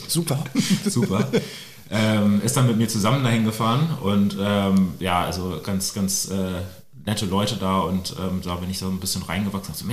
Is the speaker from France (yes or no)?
no; Celle, Lower Saxony, Germany; Ich bin in Celle aufgewachsen, also relativ ähm, nah an, an, Hannover. Und ähm, ja, da war ich 14